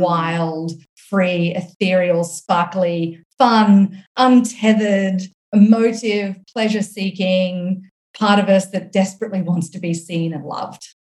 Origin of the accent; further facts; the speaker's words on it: Australia; accent: Australian; now in United States; my accent is Australian, but I live here in the US